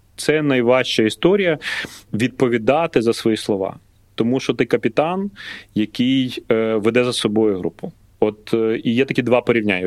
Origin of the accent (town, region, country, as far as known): Lutsk, Volyn Oblast, Ukraine; born or raised there